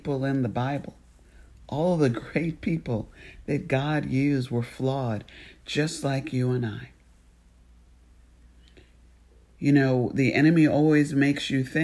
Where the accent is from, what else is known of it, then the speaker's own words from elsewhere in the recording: United States; as an American